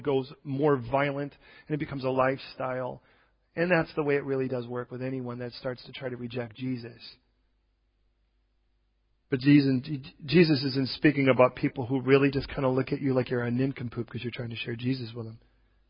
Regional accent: California, United States; We came originally from California, and the place where we came from, just about 20 miles east of us, was vineyard territory.

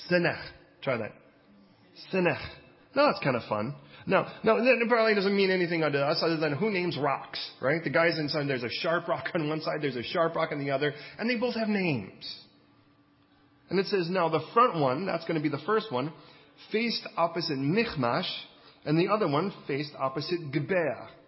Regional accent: California, United States; I mean, I came from California, and California, most of the stuff was Spanish.

